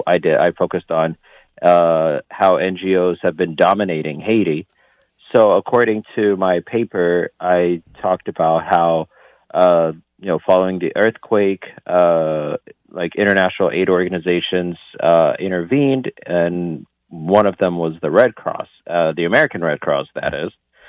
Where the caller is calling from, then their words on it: Lisbon, Portugal; calling from Lisbon.